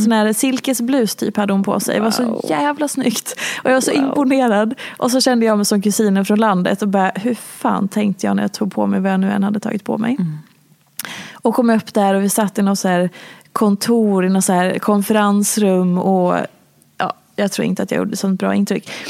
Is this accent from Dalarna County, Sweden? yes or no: yes; Hedemora, Dalarna County, Sweden; moved away as an adult; also born or lived in Oslo; now in Stockholm, Sweden; Jag är från lilla Hedemora